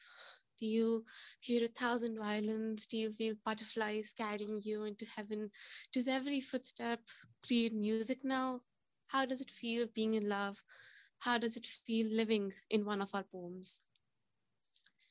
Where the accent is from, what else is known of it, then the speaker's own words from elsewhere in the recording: India; I'm from India